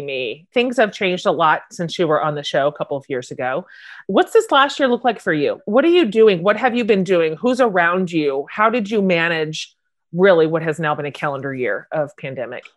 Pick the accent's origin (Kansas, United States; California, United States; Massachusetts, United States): Kansas, United States; Wichita; But you and I are both Kansas girls. I grew up in Wichita